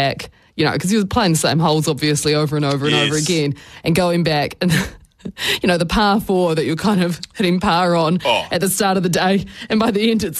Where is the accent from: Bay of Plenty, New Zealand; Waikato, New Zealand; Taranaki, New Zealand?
Taranaki, New Zealand; now in Auckland, New Zealand; when you're from Taranaki